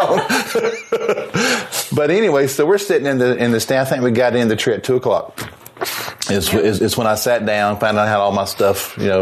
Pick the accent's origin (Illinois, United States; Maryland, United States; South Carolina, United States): South Carolina, United States; I'm from South Carolina